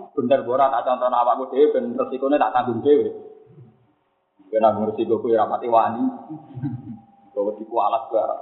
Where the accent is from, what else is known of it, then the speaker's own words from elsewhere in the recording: Java, Indonesia; Kulo ya, kulo sebagai orang Jawa, kadang ya nggak nyaman ketika dikatakan saya alim